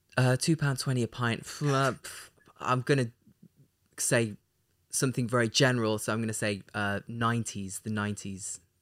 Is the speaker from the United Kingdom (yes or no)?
yes; Leicester, East Midlands, United Kingdom; moved away; my hometown of Leicester